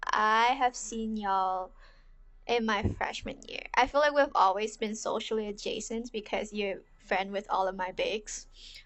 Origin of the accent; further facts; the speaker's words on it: Hong Kong; also born or lived in Los Angeles; now in San Francisco, United States; I'm the youngest here. Like Crystal, I'm also from Hong Kong. Right now, I'm in San Francisco living with my parents because of COVID, and I'm a senior at LMU studying marketing, psychology minor